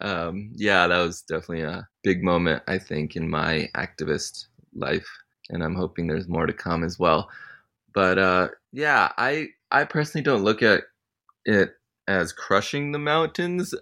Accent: Connecticut, United States; I grew up in Connecticut

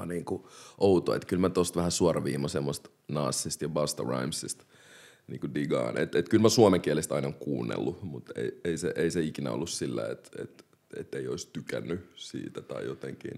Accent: Helsinki, Uusimaa, Finland; also born or lived in Democratic Republic of the Congo; mä oon kasvanut tosi monikulttuurisessa yhteisössä Malmilla

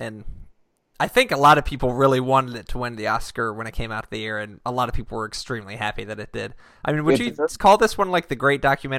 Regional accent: Richmond, Virginia, United States; my hometown Richmond Braves

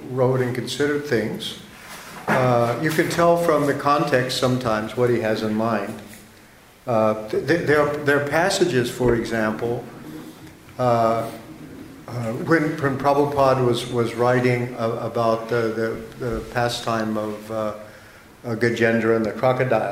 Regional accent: United States

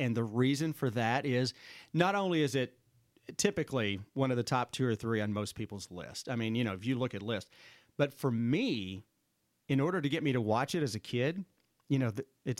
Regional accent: Kentucky, United States; I grew up in Eastern Kentucky. We didn't have like this big Kentucky horse park that was all decked out with Southern lights.

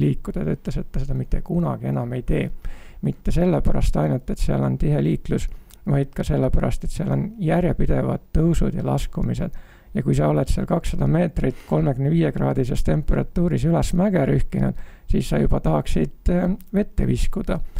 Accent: Estonia; ma olen tulnud jahedast Eestist

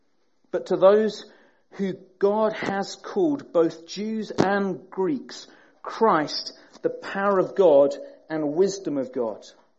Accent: Peterborough, East of England, United Kingdom; As Graham says, we're from Peterborough. We're from the flatlands, where there are no hills whatsoever.

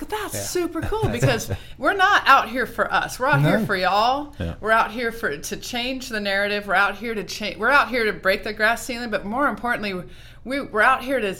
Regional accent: Oregon, United States; And I'm working, I'm from Oregon, so we're trying to put together a team of supers

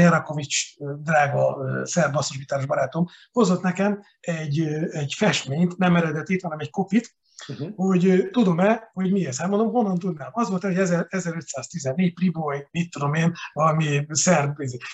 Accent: Békéscsaba, Békés, Hungary; moved away as an adult; also born or lived in Budapest; now in Balatonalmádi, Hungary; Nyilván nagyon szeretem a szülővárosomat, bár nagyon-nagyon keveset látogatunk Békés Csavára

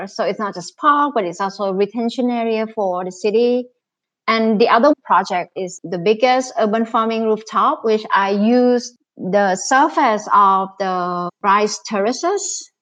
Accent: Bangkok, Thailand; I was born in Bangkok. Growing up, there's so much green with swamps and with canals. Now I'm seeing the transformation of my hometown.

